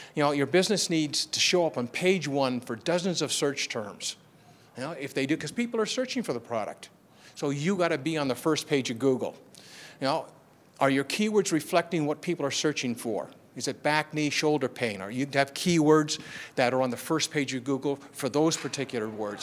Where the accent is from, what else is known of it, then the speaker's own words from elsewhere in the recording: Canada; I'm from Canada